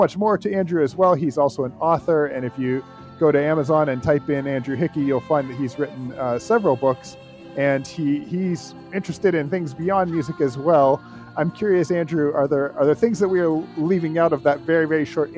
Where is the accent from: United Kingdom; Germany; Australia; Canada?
Canada; moved away as an adult; now in United States; Canadian, where Mike and I grew up, nor is it American, where I am currently living